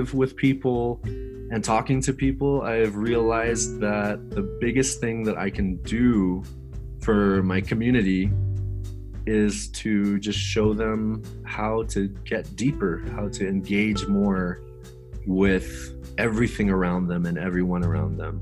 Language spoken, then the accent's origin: English; Saipan, Northern Mariana Islands; also born or lived in Denver, Colorado / Japan / Hawaii; now in Colorado, United States; I was born and raised in Saipan, tiny little island in the Pacific